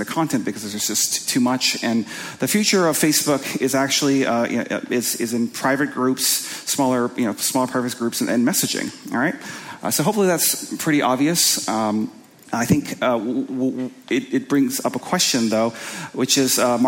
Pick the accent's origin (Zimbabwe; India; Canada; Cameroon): Canada; Winnipeg, Manitoba; I'm from Canada, from a kind of a place called Winnipeg